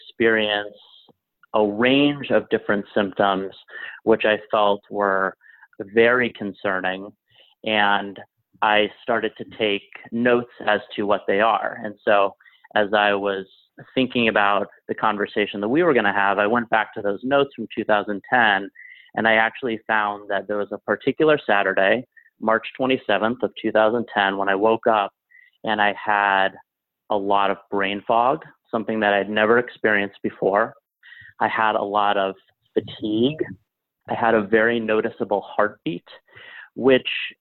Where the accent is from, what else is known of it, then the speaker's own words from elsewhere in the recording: Alexandria, Virginia, United States; moved away as an adult; now in New York City, United States; I grew up in Alexandria, Virginia, which is a city of about 150,000 people next to Washington, D.C.